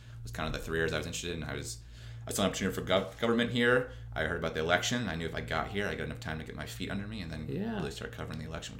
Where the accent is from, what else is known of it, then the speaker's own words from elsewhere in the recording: Indianapolis, Indiana, United States; moved away as an adult; also born or lived in Syracuse, New York; now in Jackson, United States; I'm from Indianapolis, Indiana, originally. Lived there all 18 years.